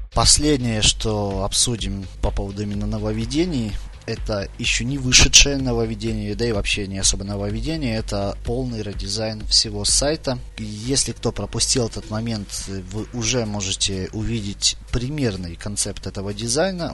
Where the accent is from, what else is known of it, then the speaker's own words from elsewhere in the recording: Chernihiv, Chernihiv Oblast, Ukraine; Я вообще из Чернихова